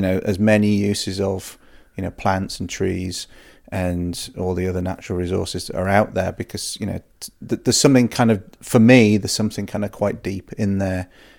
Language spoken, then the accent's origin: English; Wales, United Kingdom; also born or lived in Yorkshire; I grew up in the countryside. I was born in Yorkshire, and we moved to North Wales when I was five, and I was very fortunate to grow up in part of Snowdonia